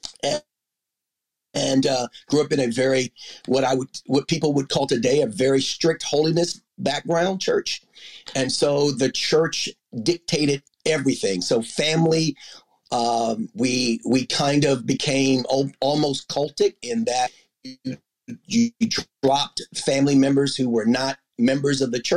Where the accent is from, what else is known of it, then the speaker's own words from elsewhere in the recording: Harwood, Maryland, United States; I grew up, so I am from Anne Arundel County in Maryland, in the rural part of suburb outside of Annapolis called Harwood, Maryland